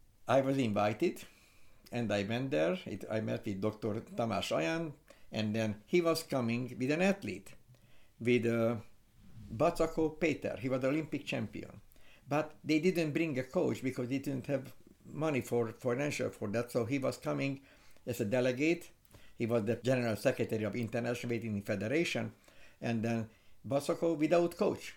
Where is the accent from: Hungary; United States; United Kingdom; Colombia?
Hungary; English is a second language; So when we were in Kansas, when we arrived and we had an accent, they said, oh, very nice accent. Where are you from? We are from Europe, from Hungary.